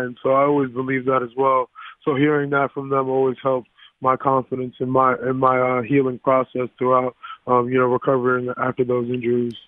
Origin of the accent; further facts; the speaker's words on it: South Florida, United States; growing up in South Florida